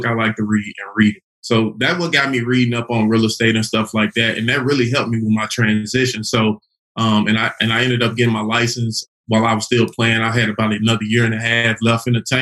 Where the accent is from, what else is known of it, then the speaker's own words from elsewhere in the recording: Chattanooga, Tennessee, United States; also born or lived in Little Rock, Arkansas; now in Atlanta, United States; I'm originally from Chattanooga, Tennessee.